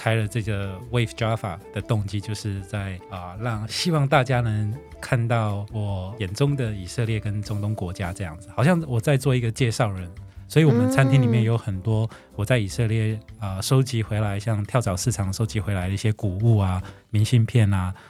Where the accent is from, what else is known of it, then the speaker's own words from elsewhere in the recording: southern Taiwan, Taiwan; 我是呃正港的南部人。